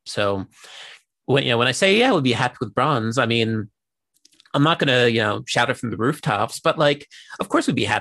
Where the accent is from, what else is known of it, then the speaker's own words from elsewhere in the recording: United States; now in Japan; as an American